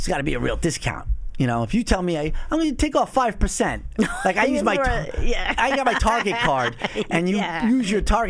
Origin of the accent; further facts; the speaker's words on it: United States; I'm an American